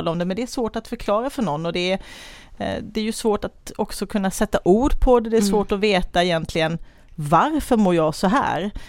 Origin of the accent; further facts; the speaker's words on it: Kalmar, Kalmar County, Sweden; Eh, jag är Kalmarbo mamma till två tonåringar. Eh, ja, gift med Jonas och har en hund som heter Tage, bor i Kalmar som jag älskar.